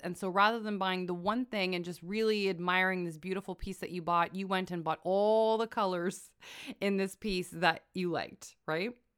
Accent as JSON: {"language": "English", "country": "Canada", "said": "I am a Canadian"}